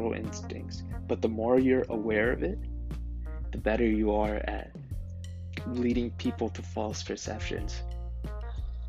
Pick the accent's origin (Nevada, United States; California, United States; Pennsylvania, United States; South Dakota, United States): Nevada, United States; Las Vegas; moved away; growing up in Las Vegas